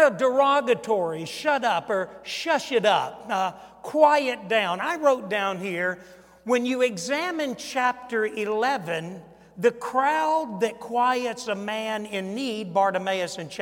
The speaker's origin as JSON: {"language": "English", "region": "Mississippi", "country": "United States", "said": "We're from Mississippi"}